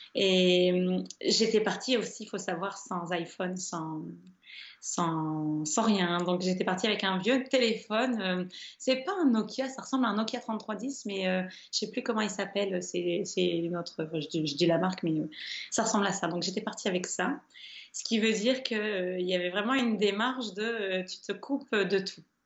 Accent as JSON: {"language": "French", "town": "Caudry", "region": "Hauts-de-France", "country": "France", "tie": "born or raised there", "said": "moi je suis originaire de Caudry, qui est la ville de la dentelle."}